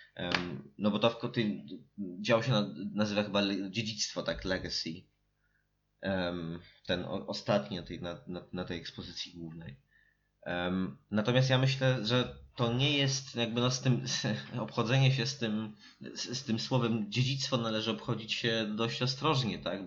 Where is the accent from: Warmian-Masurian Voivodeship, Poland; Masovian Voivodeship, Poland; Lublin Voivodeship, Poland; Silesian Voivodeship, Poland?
Masovian Voivodeship, Poland; Warsaw; jesteśmy z Warszawy